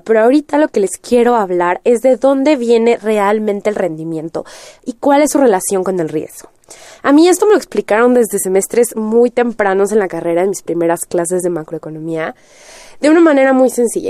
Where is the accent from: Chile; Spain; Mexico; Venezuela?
Mexico; en México ya estábamos acostumbrados